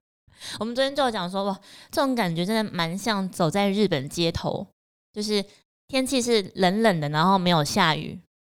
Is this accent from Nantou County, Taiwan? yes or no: yes; Puli, Nantou County, Taiwan; moved away; 我老家在南投埔里